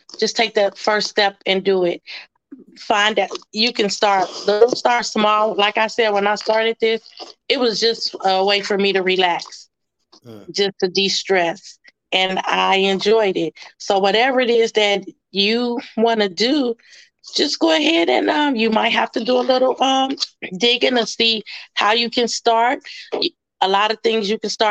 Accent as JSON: {"language": "English", "town": "Chicago", "region": "Illinois", "country": "United States", "said": "I'm from Chicago, Augel Gardens, Block 17."}